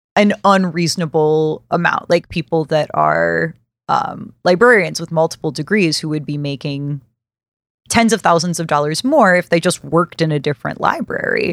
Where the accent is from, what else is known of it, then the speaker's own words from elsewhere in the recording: Birmingham, Alabama, United States; I'm from Birmingham, Alabama. Bessemer is very close to where I grew up